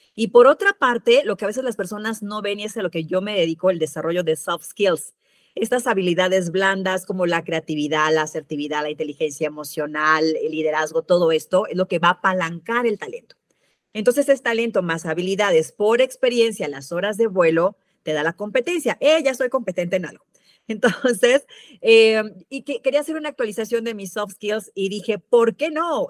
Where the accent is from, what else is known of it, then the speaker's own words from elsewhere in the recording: Mexico City, Mexico; moved away; also born or lived in Veracruz; Yo soy de la Ciudad de México